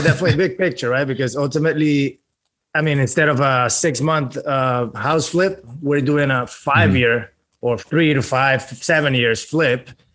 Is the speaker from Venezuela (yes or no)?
yes; Venezuela; now in Miami, United States; I'm originally from Venezuela. Moved to the United States in 2010 with my family